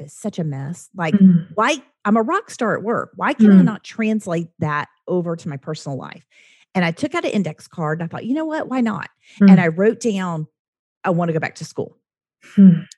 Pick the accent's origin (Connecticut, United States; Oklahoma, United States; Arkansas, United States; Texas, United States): Oklahoma, United States; I'm from Oklahoma